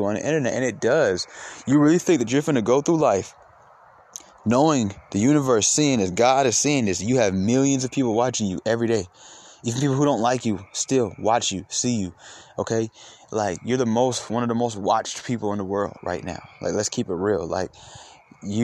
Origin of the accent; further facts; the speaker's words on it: Atlanta, Georgia, United States; I'm from Atlanta